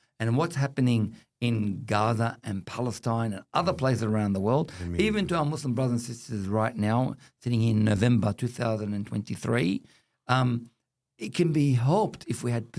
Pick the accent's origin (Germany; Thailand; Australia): Australia; I do not have conditional citizenship of this country. I'm Australian as anybody else.